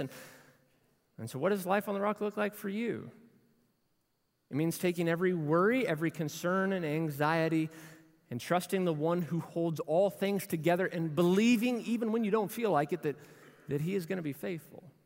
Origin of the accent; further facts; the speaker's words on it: Louisville, Kentucky, United States; We grew up in Louisville together